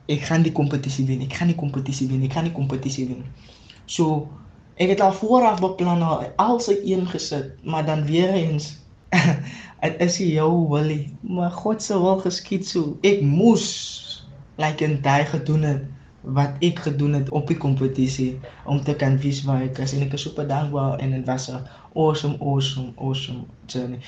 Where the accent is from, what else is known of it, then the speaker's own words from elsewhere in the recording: Paarl, Western Cape, South Africa; Ek is van die Parel, Groenewil, Smart Town